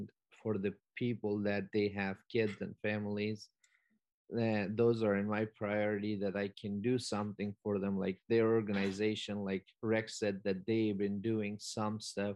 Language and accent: English; Afghanistan; now in Iowa, United States; as an Afghan and as an immigrant myself